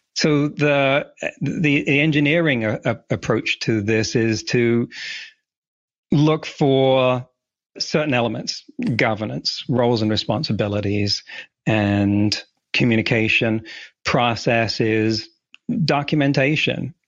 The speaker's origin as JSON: {"language": "English", "region": "England", "country": "United Kingdom", "tie": "born or raised there", "also_born_or_lived": "California", "moved": "as an adult", "lives_now": "Vancouver Island, Canada", "said": "I grew up in England"}